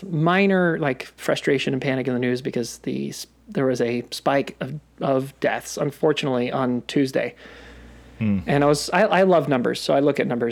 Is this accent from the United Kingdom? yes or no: no; Australia; being Australian in my home